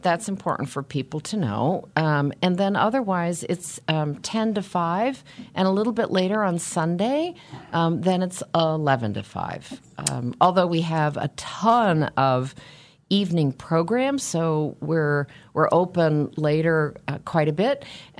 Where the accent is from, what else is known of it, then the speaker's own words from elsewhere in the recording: West Coast, United States; I'm one of those Americans that moved growing up and moved as an adult, but I am a West Coast person, and I discovered that when I lived on the East Coast for 8 years.